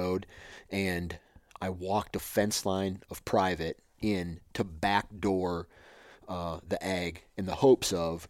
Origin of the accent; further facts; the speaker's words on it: Iowa, United States; born there; You know, like, I was born in Iowa. And I have ground in Iowa.